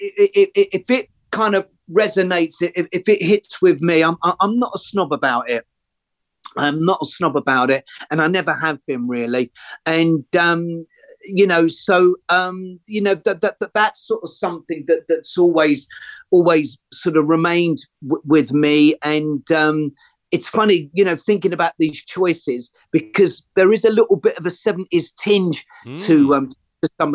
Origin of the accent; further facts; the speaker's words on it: London, United Kingdom; I grew up on the Listen Green estate, and a lot of my school pals would have grown up on the avenues just off Harrow Road